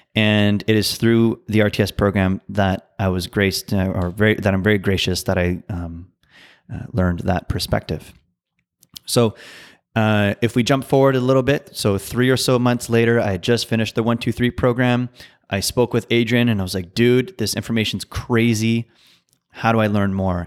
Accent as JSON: {"language": "English", "town": "Ottawa", "region": "Ontario", "country": "Canada", "tie": "born or raised there", "also_born_or_lived": "New Brunswick", "said": "I was born in Ottawa, and I spent a good portion of my childhood in New Brunswick, and then moved back to Ottawa uh, when I was 10 years old, and I've been in Ottawa ever since"}